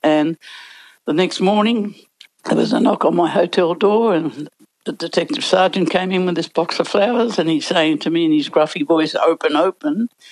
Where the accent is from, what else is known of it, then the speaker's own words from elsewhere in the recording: Sydney, New South Wales, Australia; I came from Balmain